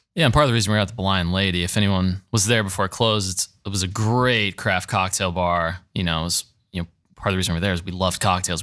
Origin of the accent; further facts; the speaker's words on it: Gahanna, Ohio, United States; grew up in the city, went to Gahanna Christian